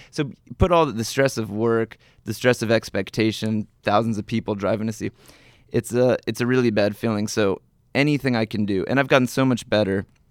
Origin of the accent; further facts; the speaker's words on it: New Jersey, United States; I am from New Jersey